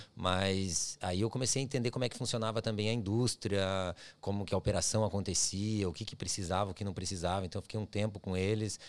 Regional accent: Curitiba, Paraná, Brazil; moved away as an adult; now in Australia; eu sou de Curitiba, na minha, uhum. minha, cidade, não é minha cidade natal, mas é a cidade que eu passei minha vida toda, minha família mora lá

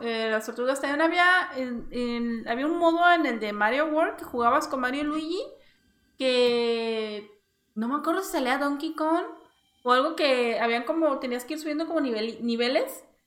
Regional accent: Coatzacoalcos, Veracruz, Mexico; yo soy de Veracruz, hay una ciudad que se llama Coaxacualcos

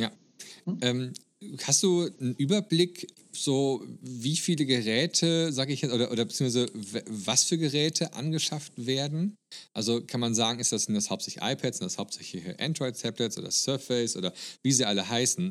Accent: Germany; als Deutscher

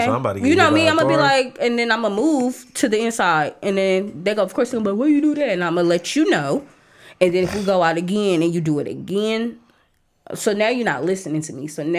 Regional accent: Oakland, California, United States; Yeah, but we're from Oakland. I don't give a fuck.

